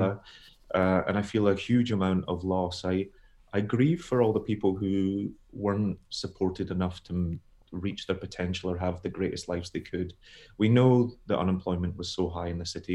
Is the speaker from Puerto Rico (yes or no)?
no; Scotland, United Kingdom; also born or lived in United States; I'm a Scottish author